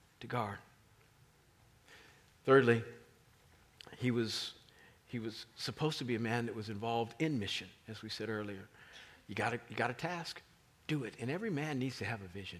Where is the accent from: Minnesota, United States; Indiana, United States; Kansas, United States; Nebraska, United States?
Kansas, United States; Kansas City; moved away as an adult; now in Washington, D.C., United States; I grew up in Kansas. Beautiful state. Kansas City, beautiful city. I knew my neighbors growing up